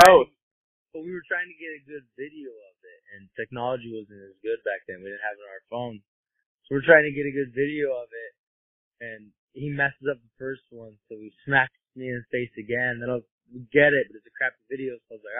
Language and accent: English; Kalispell, Montana, United States; moved away as an adult; also born or lived in Boston, Massachusetts; Montana, like, I grew up in Kalispell.